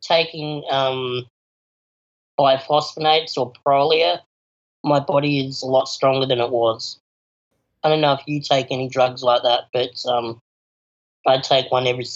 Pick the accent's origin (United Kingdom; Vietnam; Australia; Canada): Australia; Adelaide, South Australia; also born or lived in Palo Alto, California; I'm an Adelaide born and bred